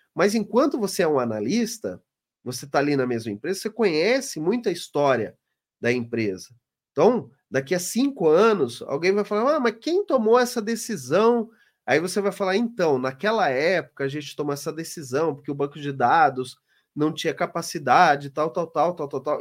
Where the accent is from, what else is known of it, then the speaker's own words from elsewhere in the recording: Londrina, Paraná, Brazil; lá na minha cidade, no Paraná, em Londrina.